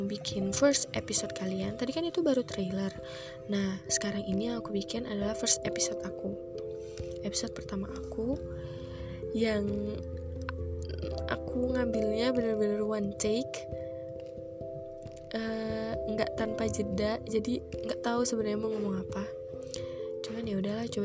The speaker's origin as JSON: {"language": "Indonesian", "town": "Batam", "region": "Riau Islands", "country": "Indonesia", "tie": "born or raised there", "also_born_or_lived": "Sleman", "said": "aku asli orang Jogja lahir di Sleman tapi numpang lahir doang besarnya di Batam Kepulauan Riau"}